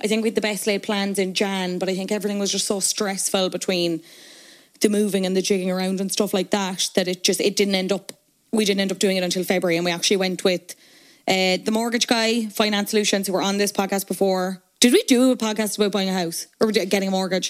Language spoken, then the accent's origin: English; Cork, Munster, Ireland; moved away as an adult; now in Dublin, Ireland; I'm obviously from Cork. I moved to Dublin. I went to college in Dublin.